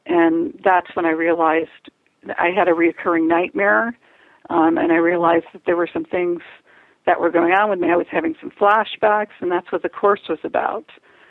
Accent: Chicago, Illinois, United States; I grew up in Chicago, and I have four brothers

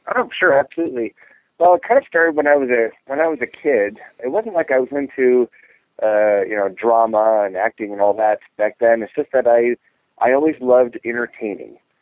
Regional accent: Ohio, United States; we lived in a small farming community in Ohio

